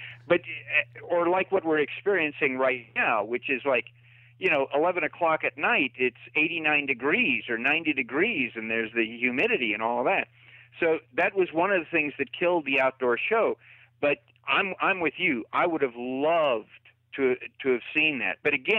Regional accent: California, United States; I grew up out in California

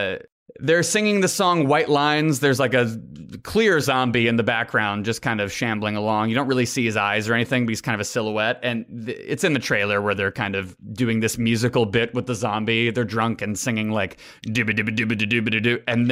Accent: United States; accent: American; I say in my American accent.

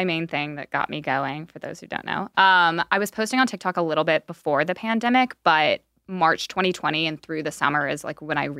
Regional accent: Chattanooga, Tennessee, United States; now in Los Angeles, United States; I'm from Tennessee.

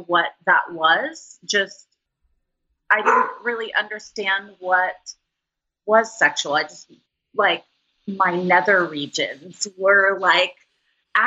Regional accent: Los Angeles, California, United States; I grew up in Los Angeles

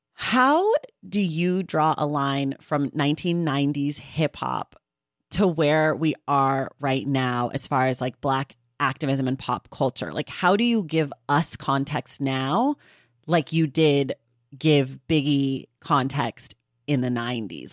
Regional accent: California, United States; I'm from California

